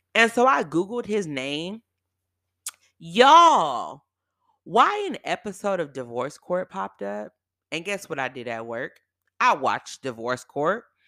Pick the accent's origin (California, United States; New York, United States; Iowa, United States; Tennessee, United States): California, United States; Bay Area; moved away; also born or lived in San Diego; I'm from the Bay Area